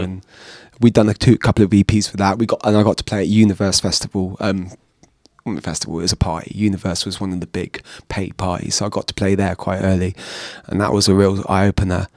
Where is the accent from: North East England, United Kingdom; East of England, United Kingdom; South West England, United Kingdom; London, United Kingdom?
South West England, United Kingdom; Bristol; growing up in Bristol, going to these house parties